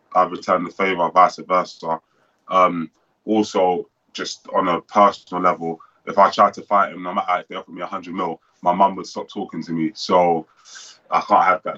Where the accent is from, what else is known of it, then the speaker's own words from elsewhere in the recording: Nigeria; I'm Nigerian as well